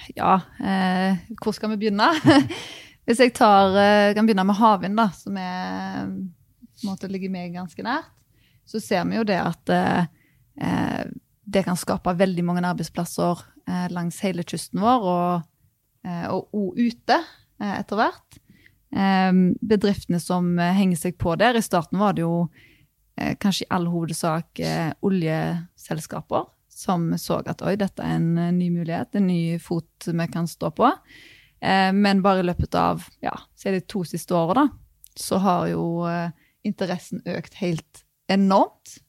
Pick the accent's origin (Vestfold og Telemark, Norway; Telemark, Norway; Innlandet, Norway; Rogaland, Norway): Rogaland, Norway; Jeg er jo fra Rogaland, eh, oljefylke